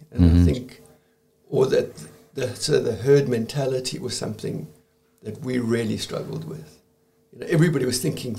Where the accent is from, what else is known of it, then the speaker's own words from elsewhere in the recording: South Africa; Well, it was a pretty strange place, as you can imagine. We felt incredibly isolated, always.